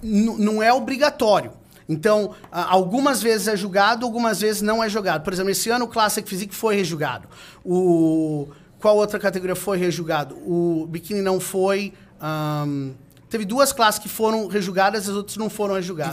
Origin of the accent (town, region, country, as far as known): Brazil